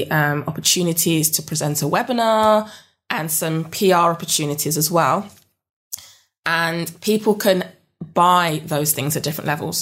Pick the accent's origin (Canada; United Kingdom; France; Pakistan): United Kingdom; London; moved away as an adult; now in Yorkshire Dales, United Kingdom; I'm from South London